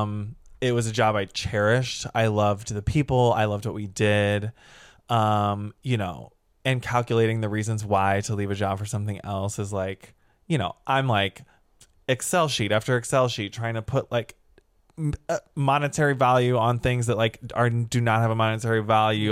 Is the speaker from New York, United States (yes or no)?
no; St. Louis, Missouri, United States; moved away as an adult; also born or lived in Chicago; now in Los Angeles, United States; I'm from the Midwest. I grew up in Saint Louis, Missouri